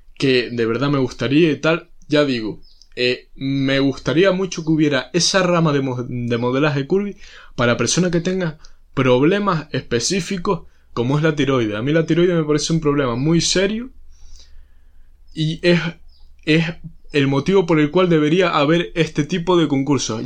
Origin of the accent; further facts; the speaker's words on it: Spain; somos españoles